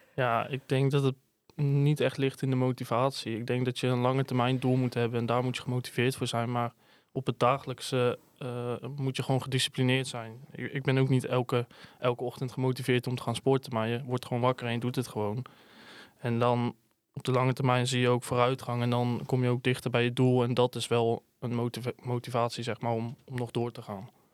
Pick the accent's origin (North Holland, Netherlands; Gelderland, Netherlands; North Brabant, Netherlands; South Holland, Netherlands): Gelderland, Netherlands; Hedel; Ik kom uit Hedel.